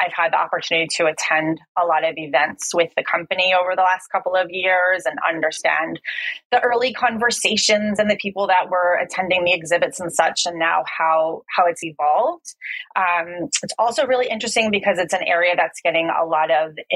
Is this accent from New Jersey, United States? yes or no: yes; New Jersey, United States; moved away as an adult; also born or lived in East Coast, United States; now in Finland; I'm originally from New Jersey